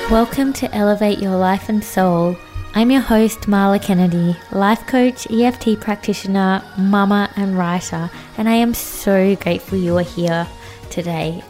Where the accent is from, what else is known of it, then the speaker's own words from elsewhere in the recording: Australia; I was adopted as a little baby by a white family. And I grew up in Australia